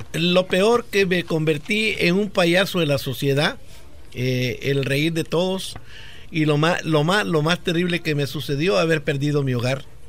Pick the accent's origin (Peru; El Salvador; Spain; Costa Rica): El Salvador; moved away; Allá en mi país, El Salvador